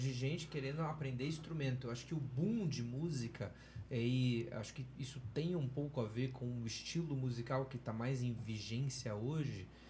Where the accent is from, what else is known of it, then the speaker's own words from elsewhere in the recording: Campinas, São Paulo, Brazil; A igreja que eu, que eu fui parte e da qual eu cresci lá em Campinas